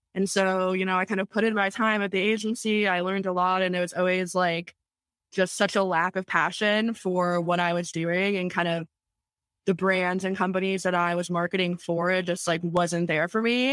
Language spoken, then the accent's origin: English; Tampa, Florida, United States; I was born and raised in Tampa, Florida